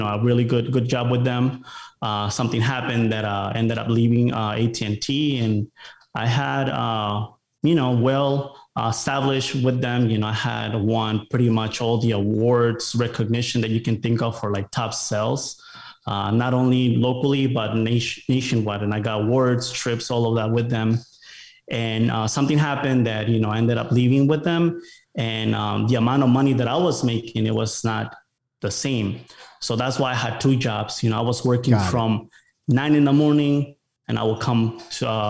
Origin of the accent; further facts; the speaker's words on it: Rockford, Illinois, United States; moved away as an adult; also born or lived in Mexico; now in Austin, United States; I grew up in Chicago. It was a city called Rockford, Illinois, about an hour from Chicago.